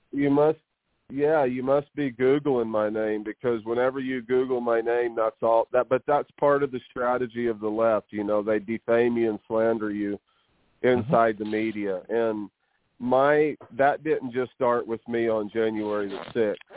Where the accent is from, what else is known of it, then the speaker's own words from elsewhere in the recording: New Mexico, United States; I reside here in New Mexico where I was born and raised.